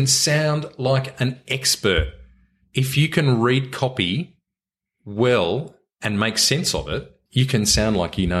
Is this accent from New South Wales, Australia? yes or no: yes; Sydney, New South Wales, Australia; I grew up in Sydney and went up to Bathurst Uni.